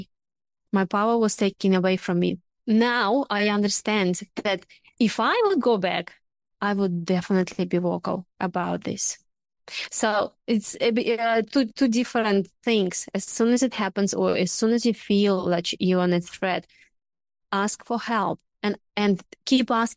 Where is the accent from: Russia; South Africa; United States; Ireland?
Russia; now in Australia; I'm originally from Russia